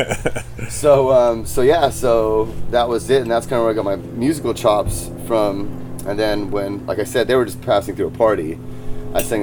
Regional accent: San Diego, California, United States; also born or lived in Vista, California / Poway, California; I'm from Rancho Penasquitos, which is Poway's neighboring town. And I had moved from there when I was like 15

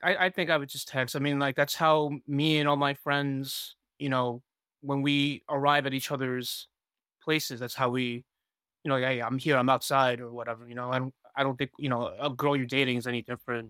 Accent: New York City, New York, United States; also born or lived in Taiwan; I'm from Queens, New York

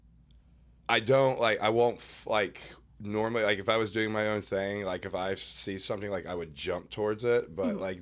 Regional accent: Mississippi, United States; moved away as an adult; now in Charleston, United States; I am originally from a small farm town in Mississippi, living in Charleston, South Carolina now for the past 3 years

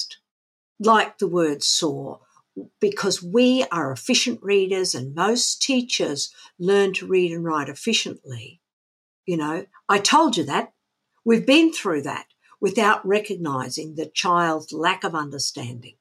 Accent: Australia; we grew up in Australia in the 1960s

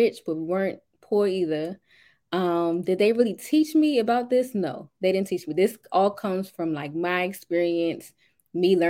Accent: Washington, District of Columbia, United States; I'm from Washington, D.C.

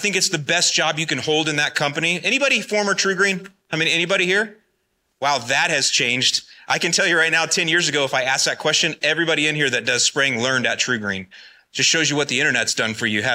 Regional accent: Florida, United States; moved away as an adult; also born or lived in Northwest Indiana; I'm originally from Florida, born and raised

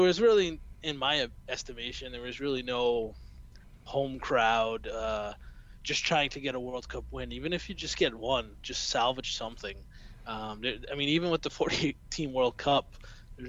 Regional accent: United States; accent: American; as you can tell by my accent, I'm an American

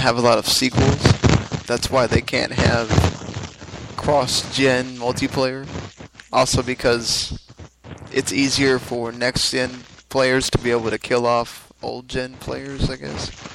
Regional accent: the South, United States; we're all from the South here

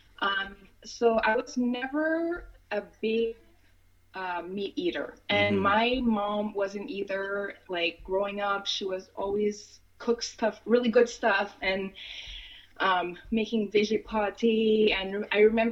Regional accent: Montreal, Quebec, Canada; I grew up in Montreal. I was born here, but I grew up in Montreal, and I've been back here for about 6 years now.

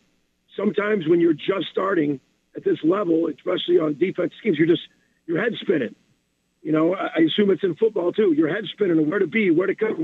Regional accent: Chicago, Illinois, United States; moved away; I'm from Chicago

